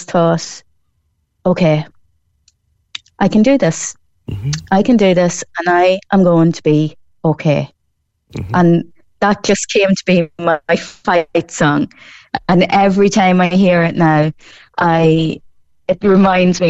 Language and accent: English; Ireland; also born or lived in Newmarket / Kanturk; the people in my hometown of Colleville and Cross Midlen